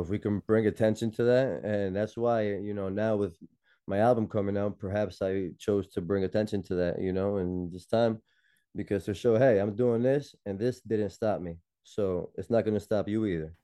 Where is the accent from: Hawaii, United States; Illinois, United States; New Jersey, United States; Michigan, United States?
New Jersey, United States; Elizabeth; moved away as an adult; also born or lived in Newark, New Jersey; now in Queens, New York, United States; was born and raised in Jersey, born in Newark, raised in Elizabeth